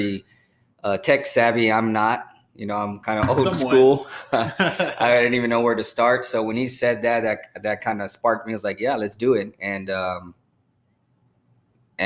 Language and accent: English; San Antonio, Texas, United States; also born or lived in San Marcos, Texas; I was born and raised in San Antonio, the slums of San Antonio